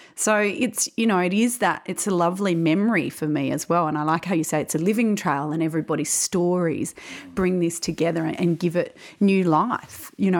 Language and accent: English; South Australia, Australia; as a South Australian, I was born here in South Australia